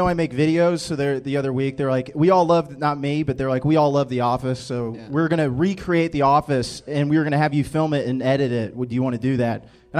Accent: Florida, United States; moved away; I am from Florida, too.

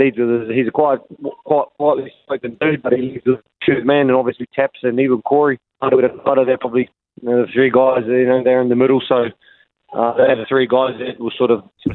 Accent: Rotorua, Bay of Plenty, New Zealand; moved away as an adult; now in Australia; I grew up in Rotorua here. I moved over to Australia when I was 18 and haven't been back since.

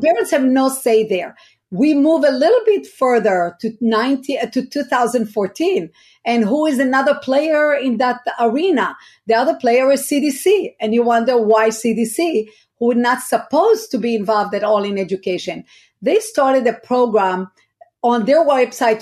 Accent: Israel; now in United States; I was born in Israel, raised in Israel.

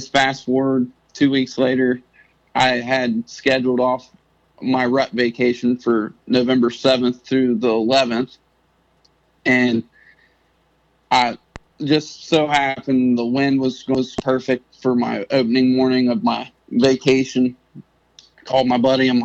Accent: Southern Ohio, United States; I'm 25. I'm from Southern Ohio

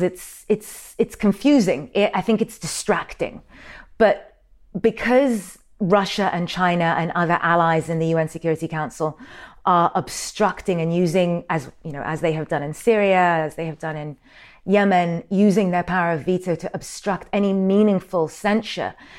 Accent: Sudan; I'm from Sudan.

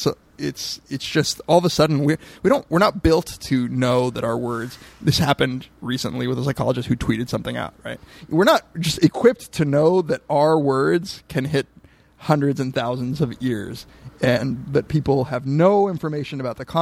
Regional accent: Southern California, United States; I'm not Mexican, but I grew up in Southern California

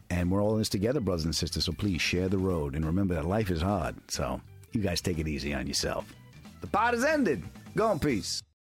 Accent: Long Island, New York, United States; born or raised there

